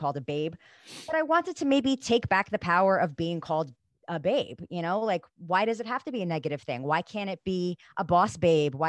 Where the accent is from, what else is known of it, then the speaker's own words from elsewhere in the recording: New Jersey, United States; I grew up in New Jersey in the 90s